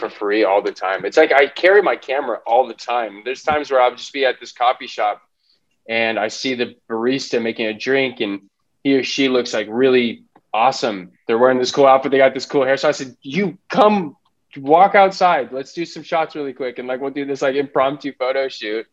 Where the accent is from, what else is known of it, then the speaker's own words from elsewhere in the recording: Los Angeles, California, United States; also born or lived in Boston; I grew up in Los Angeles County, Valley kid.